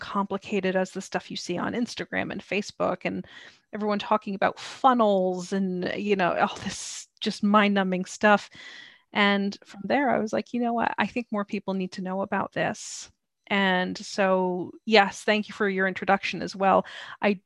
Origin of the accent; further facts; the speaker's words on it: United States; moved away as an adult; now in London, United Kingdom; I'm American